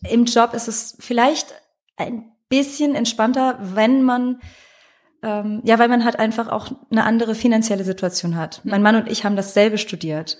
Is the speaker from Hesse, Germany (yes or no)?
yes; Frankfurt, Hesse, Germany; ich komme ja aus Frankfurt